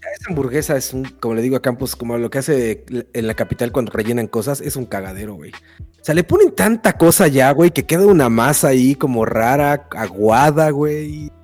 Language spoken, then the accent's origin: Spanish; Mexico; moved away; vengo de México